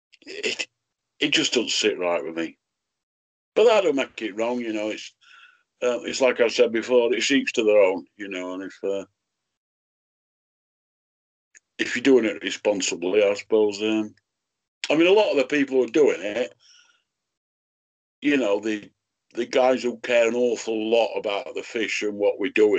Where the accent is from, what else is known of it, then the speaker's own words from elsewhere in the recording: Rotherham, Yorkshire and the Humber, United Kingdom; I come from Rotherham